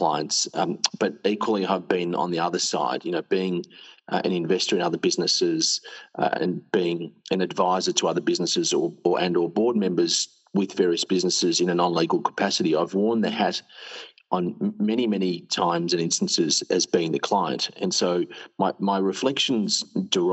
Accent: Australia; also born or lived in California, United States / Melbourne, Australia; I'm Australian.

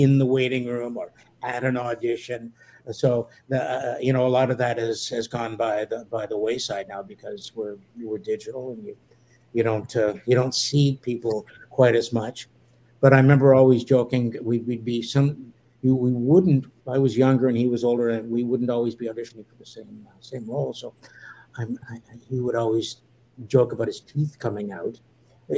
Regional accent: Canada; I'm a Canadian, and I work in 99. My work is out of Canada

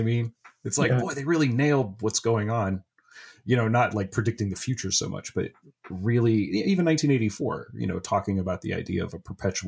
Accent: Ohio, United States; I'm from Ohio, but I'm from the opposite corner of the state

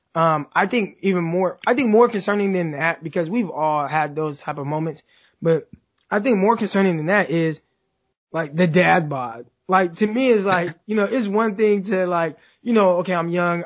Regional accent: Stockton, California, United States; I'm from Stockton, California, which is 30 minutes south of Sacramento

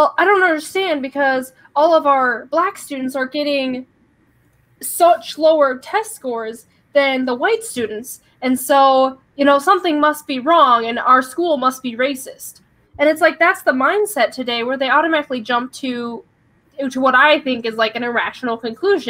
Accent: Midwest, United States; I'm from the Midwest and grew up on a farm

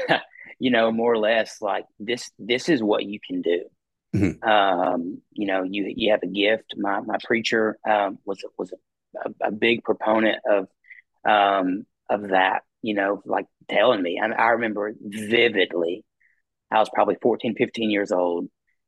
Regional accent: Mount Juliet, Tennessee, United States; moved away as an adult; now in Cookeville, United States; I'm from Mount Juliet, Tennessee, and grew up in the Mount Juliet Church

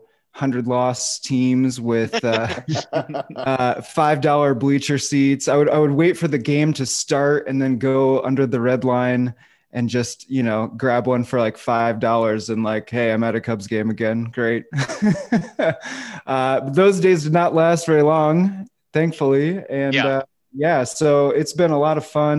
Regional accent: outside of Fort Wayne, Indiana, United States; I grew up in outside of Fort Wayne, Indiana, in a small town

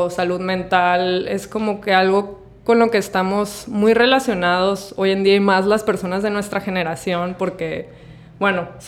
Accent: Mazatlán, Sinaloa, Mexico; born there; Sí, nací aquí en Mazatlán, pero este, pues los primeros años de mi vida estuve como que moviéndome bastante

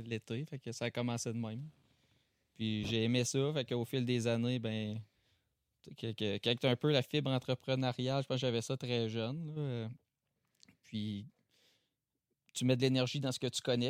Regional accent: Chesterville, Quebec, Canada; On vient de Chester, hein, Chesterville, à côté de Saint-Paul

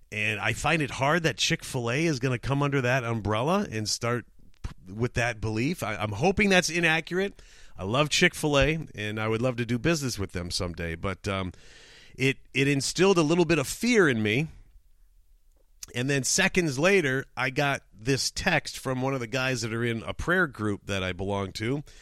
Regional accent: Canada; Uh, obviously, obviously, I'm from Canada.

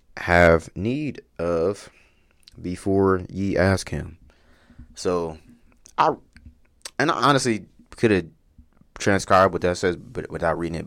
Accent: Wichita, Kansas, United States; also born or lived in Dallas, Texas; I'm from Wichita. Um, I lived here most of my life. Um, I was born here

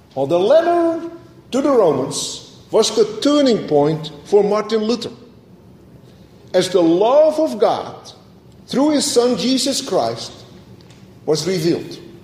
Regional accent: Netherlands; moved away; growing up in Holland, I remember going to the church in the middle of the town

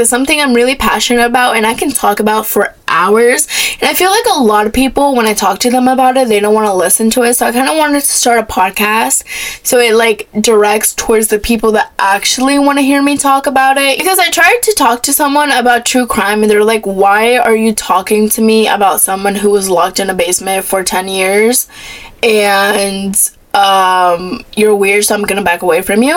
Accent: Florida, United States; I was born in Florida. I've lived in Florida my whole entire life.

